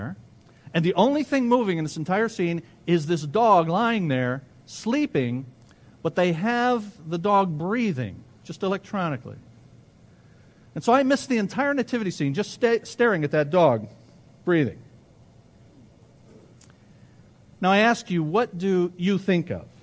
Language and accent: English; Ecorse, Michigan, United States; I grew up in Ecorse, and I always add when I tell people that, I grew up in Ecorse and lived to tell about it